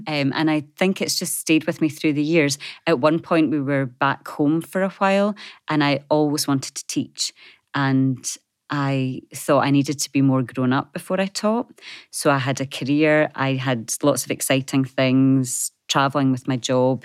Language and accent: English; Scotland, United Kingdom; moved away as an adult; also born or lived in Wisconsin, United States; growing up in a small community in Scotland